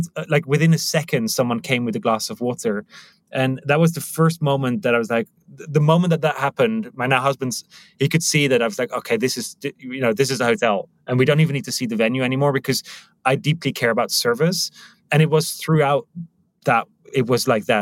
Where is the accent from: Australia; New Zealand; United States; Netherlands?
Netherlands; moved away as an adult; now in Prague, Czech Republic; originally Dutch and I landed here 16 years ago